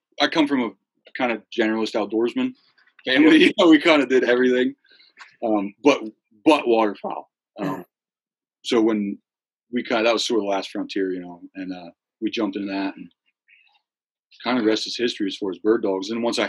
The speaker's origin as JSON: {"language": "English", "region": "Central Pennsylvania", "country": "United States", "tie": "born or raised there", "said": "Central Pennsylvania. Okay. Is where I was born and raised."}